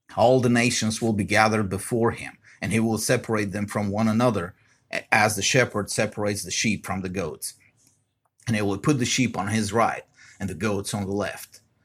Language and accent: English; Bulgaria; now in United States; I grew up in Bulgaria. Us, the Bulgarian ethnic majority